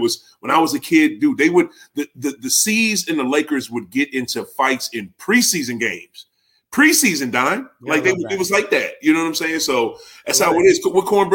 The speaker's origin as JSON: {"language": "English", "town": "Springfield", "region": "Massachusetts", "country": "United States", "said": "I'm from Springfield, Massachusetts."}